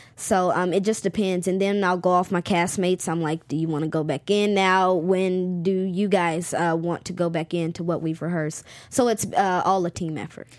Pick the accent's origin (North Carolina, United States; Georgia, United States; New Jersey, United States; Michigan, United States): North Carolina, United States; Charlotte; my hometown is Charlotte, North Carolina